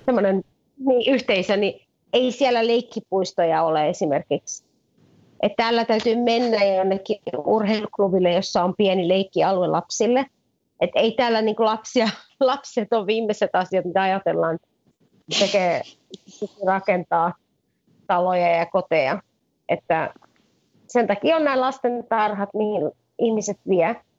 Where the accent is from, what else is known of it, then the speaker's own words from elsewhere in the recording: Finland; moved away as an adult; also born or lived in England; now in Cairo, Egypt; mä oon asunut Suomessa. Mä kävin peruskoulun Suomessa